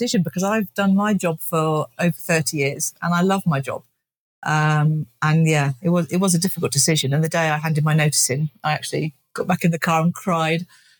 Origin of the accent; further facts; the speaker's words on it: England, United Kingdom; I'm from England.